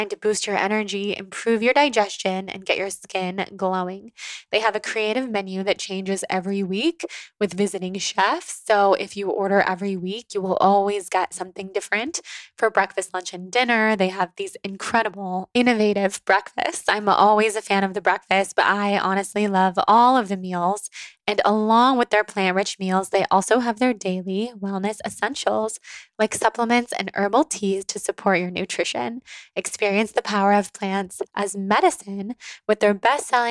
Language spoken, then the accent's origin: English; Sacramento, California, United States; we're both from Sacramento, from the Sacramento area